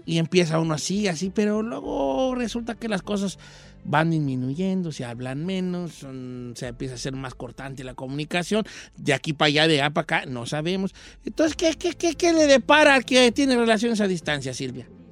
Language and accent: Spanish; Mexico